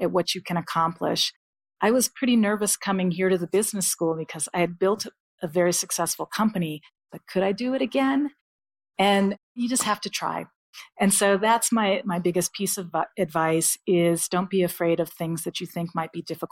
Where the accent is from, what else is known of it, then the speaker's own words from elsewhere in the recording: United States; first language English; I was tired of being the American who only spoke English